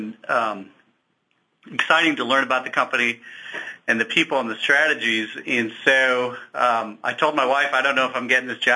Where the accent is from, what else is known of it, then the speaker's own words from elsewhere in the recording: Chicago, Illinois, United States; moved away as an adult; now in Kansas City, United States; I grew up in Chicago